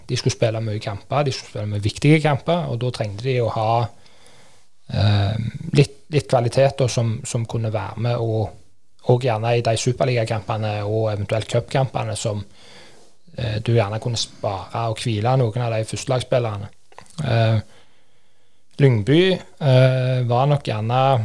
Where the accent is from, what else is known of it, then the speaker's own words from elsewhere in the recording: Kvernland, Rogaland, Norway; trente hjemme på Kvernland